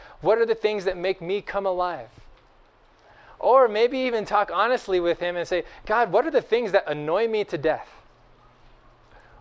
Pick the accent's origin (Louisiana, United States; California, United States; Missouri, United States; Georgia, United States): California, United States; Bakersfield; I grew up in Bakersfield, of all places, in Central Valley, California